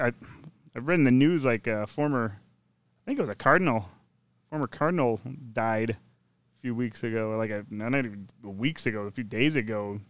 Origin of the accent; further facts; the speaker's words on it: Minnesota, United States; moved away; growing up in Minnesota